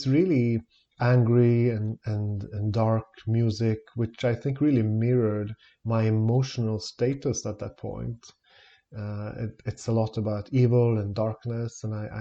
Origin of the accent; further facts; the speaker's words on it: Stockholm, Stockholm County, Sweden; I'm born and raised in Stockholm in Sweden